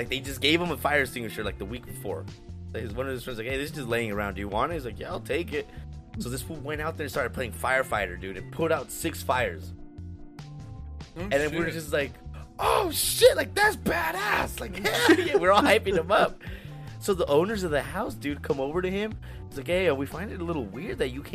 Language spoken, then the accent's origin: English; United States; we're American